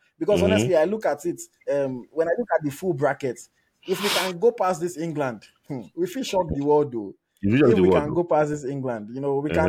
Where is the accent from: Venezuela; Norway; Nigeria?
Nigeria; I also obviously as a Nigerian